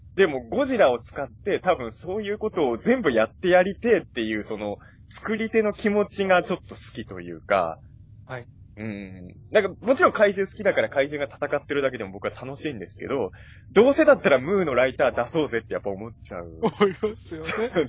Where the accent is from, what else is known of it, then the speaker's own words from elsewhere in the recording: Ibaraki, Japan; 茨城の田舎者